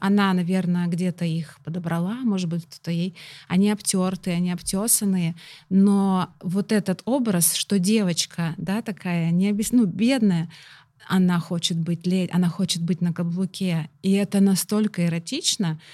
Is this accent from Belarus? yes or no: no; Russia; у нас в России